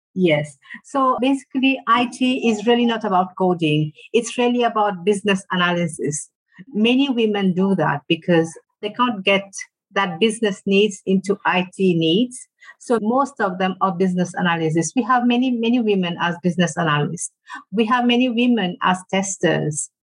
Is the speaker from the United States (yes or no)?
no; Mauritius; I come from Mauritius, all the way in the Indian Ocean